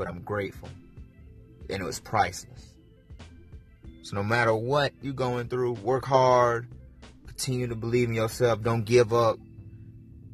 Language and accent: English; South Carolina, United States; moved away; I'm from South Carolina